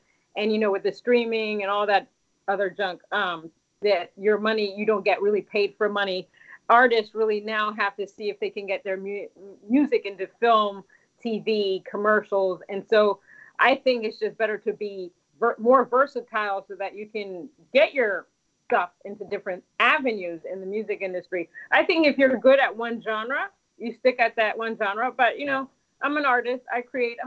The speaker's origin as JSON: {"language": "English", "town": "Washington", "region": "District of Columbia", "country": "United States", "tie": "born or raised there", "said": "I was born in America, in Washington, D.C., but my parents were born in Haiti"}